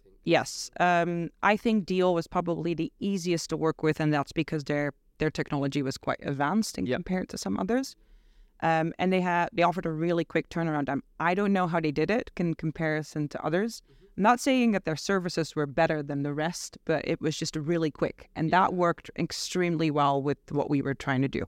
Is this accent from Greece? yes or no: no; Netherlands; moved away as an adult; also born or lived in United States; now in London, United Kingdom; I'm from the Netherlands. I moved to London five and a half months ago